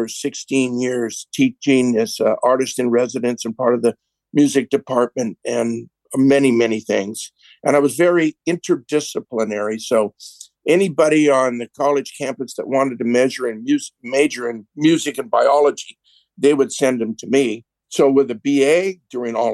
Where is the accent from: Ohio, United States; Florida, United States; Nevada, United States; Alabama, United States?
Nevada, United States; Las Vegas; I was born in Las Vegas